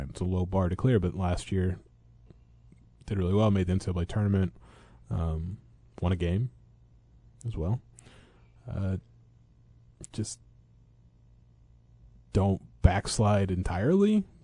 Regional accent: Eureka, Illinois, United States; growing up in Eureka

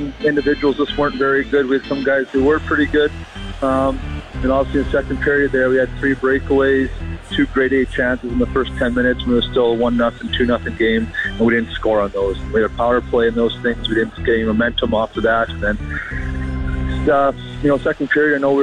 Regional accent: United States; us Americans

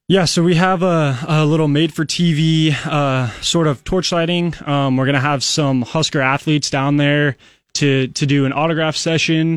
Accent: Council Bluffs, Iowa, United States; moved away as an adult; now in Lincoln, United States; I'm only from Council Bluffs, but it, it feels like a world away.

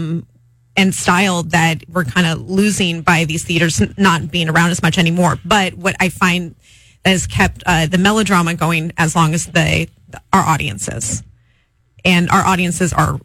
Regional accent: Santa Cruz County, California, United States; now in Oregon, United States; I'm originally from Santa Cruz County, but I live in Oregon now.

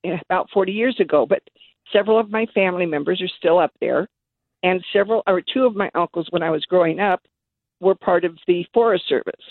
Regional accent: Redding, California, United States; moved away as an adult; now in Citrus Heights, United States; I'm originally from Reading, and, uh, my, in fact, my family's been there since eighteen forty-seven

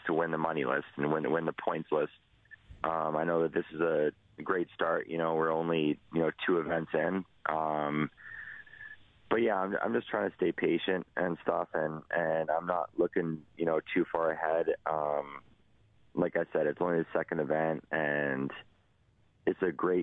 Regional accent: Edmonton, Alberta, Canada; my hometown

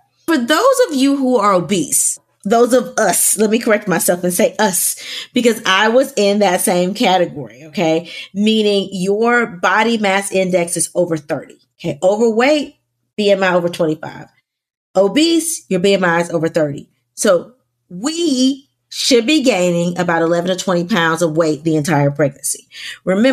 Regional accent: the South, United States; I'm from the South

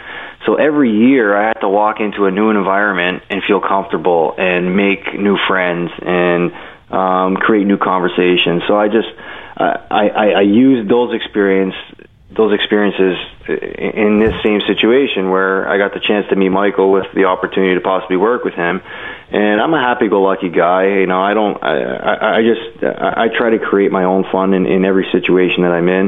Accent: Toronto, Ontario, Canada; also born or lived in Buffalo; I'm from Toronto

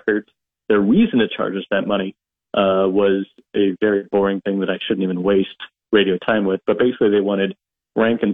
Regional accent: Nebraska, United States; my home state

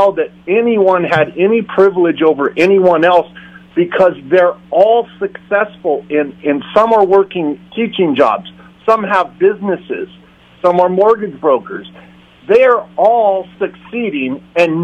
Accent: Fresno, California, United States; now in Los Osos, United States; I grew up in Fresno

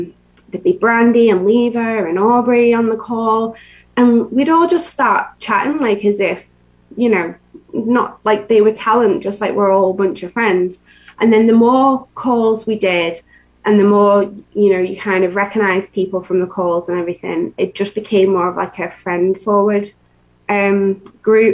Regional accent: England, United Kingdom; now in Florida, United States; I'm from England

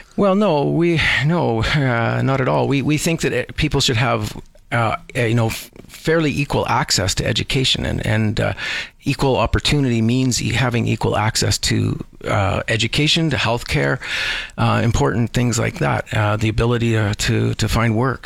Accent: Edmonton, Alberta, Canada; also born or lived in Vancouver, Canada; now in Calgary, Canada; I, I, grew up in Edmonton

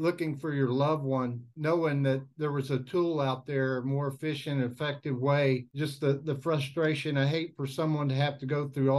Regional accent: Houston, Texas, United States; I'm as well from Houston, Texas

